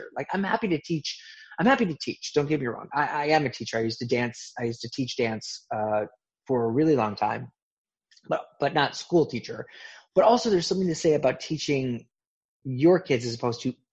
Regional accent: Midwest, United States; I grew up in the Midwest

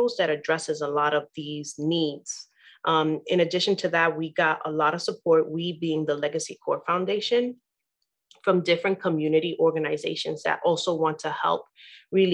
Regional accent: New York City, New York, United States; also born or lived in Queens / Harlem; I've been born and raised in Brooklyn, New York

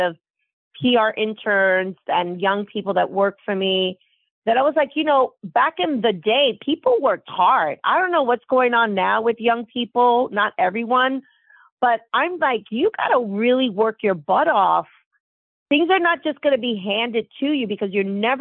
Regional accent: New York City, New York, United States; moved away; also born or lived in Manhattan; I was raised in the Bronx near Yankee Stadium

